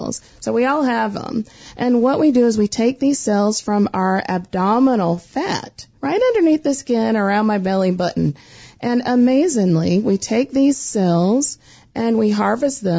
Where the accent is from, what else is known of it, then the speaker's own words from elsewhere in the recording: the Carolinas, United States; I'm from the Carolinas, so I love talking slow